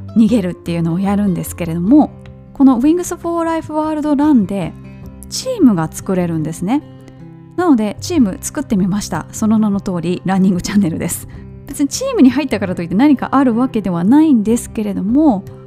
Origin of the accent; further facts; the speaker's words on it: Kansai, Japan; moved away; 私もねもともと関西人ですから